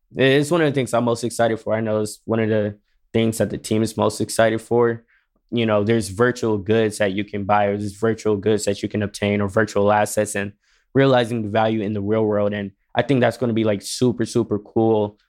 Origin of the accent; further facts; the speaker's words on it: Detroit, Michigan, United States; moved away as an adult; now in West Hollywood, United States; I am originally from Detroit. I am new to L